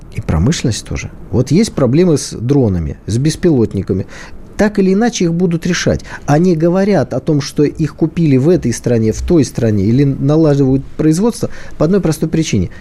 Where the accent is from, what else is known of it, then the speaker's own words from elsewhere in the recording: Saint Petersburg, Russia; Я как человек из Питера